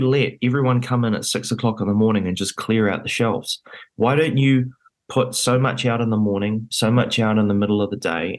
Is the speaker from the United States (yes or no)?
no; New Zealand; it was a very rare position to be in as a Kiwi